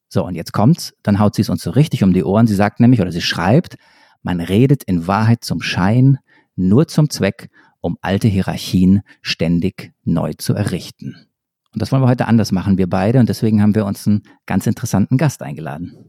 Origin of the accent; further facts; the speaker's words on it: near Stuttgart, Baden-Württemberg, Germany; Ich komme ja aus der Nähe von Stuttgart